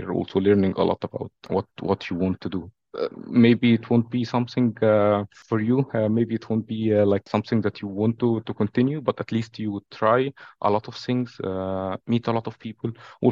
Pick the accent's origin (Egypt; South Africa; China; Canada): Egypt; Cairo, Cairo Governorate; moved away as an adult; now in Amsterdam, Netherlands; I'm from Cairo, Egypt